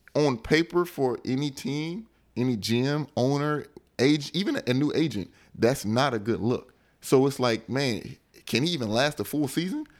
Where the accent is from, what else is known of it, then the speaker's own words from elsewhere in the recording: United States; moved away as an adult; also born or lived in Europe; I'm American.